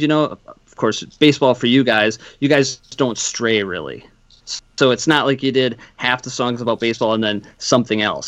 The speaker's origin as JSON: {"language": "English", "town": "Madison", "region": "Wisconsin", "country": "United States", "moved": "yes", "said": "I'm from Madison originally"}